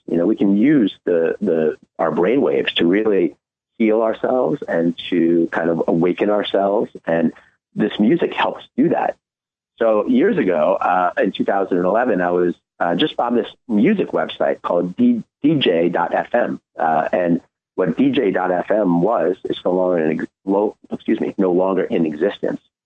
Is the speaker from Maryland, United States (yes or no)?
no; New York City, New York, United States; I was born in New York City